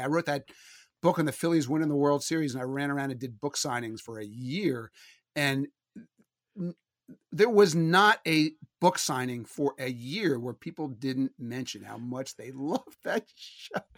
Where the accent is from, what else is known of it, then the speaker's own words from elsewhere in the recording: Philadelphia, Pennsylvania, United States; growing up in Philadelphia